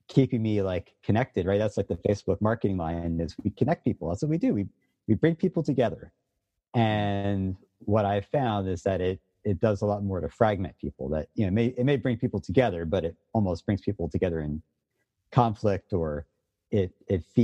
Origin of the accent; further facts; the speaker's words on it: Philadelphia, Pennsylvania, United States; I grew up in Philadelphia when I was a kid in the 80s